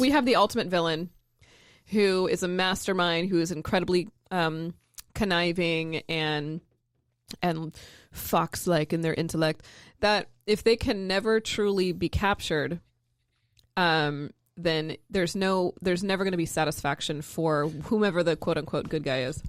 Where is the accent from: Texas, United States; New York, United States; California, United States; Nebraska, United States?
California, United States; San Francisco Bay Area; now in Portland, United States; I'm from the Bay Area